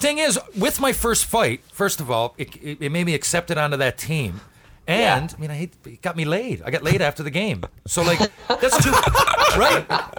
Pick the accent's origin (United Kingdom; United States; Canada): Canada; Western Canada; I felt like, I'm from Western Canada.